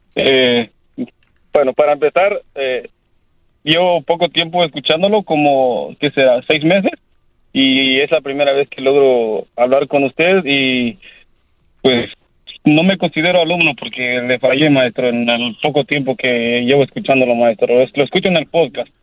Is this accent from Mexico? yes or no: yes; Mexico; yo soy, un mexicano